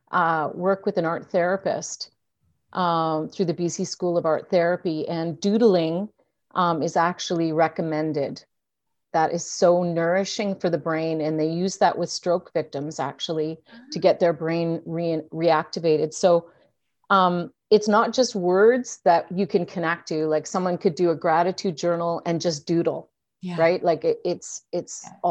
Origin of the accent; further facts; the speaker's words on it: Edmonton, Alberta, Canada; born there; also born or lived in Ottawa / Toronto / Vancouver / Victoria; I was born in Edmonton, so I went to school at U of Vic.